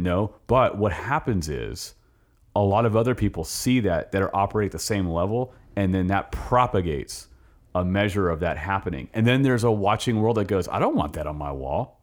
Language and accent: English; Los Angeles, California, United States; now in Richmond, United States; I grew up in Los Angeles